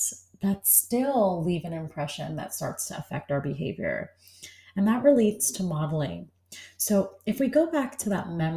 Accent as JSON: {"language": "English", "region": "New York", "country": "United States", "tie": "born or raised there", "said": "I was born and raised in New York"}